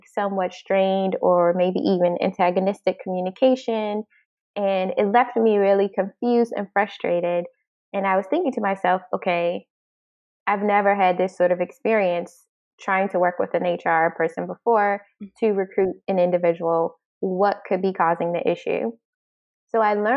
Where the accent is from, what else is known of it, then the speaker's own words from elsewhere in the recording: Washington, District of Columbia, United States; moved away as an adult; now in Amsterdam, Netherlands; I'm originally from the Washington, D.C. area in the United States, and I'm currently located in Amsterdam, the Netherlands.